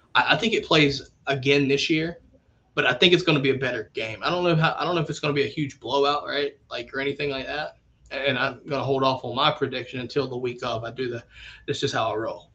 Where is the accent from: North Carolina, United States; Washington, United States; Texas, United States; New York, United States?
North Carolina, United States; I'm from North Carolina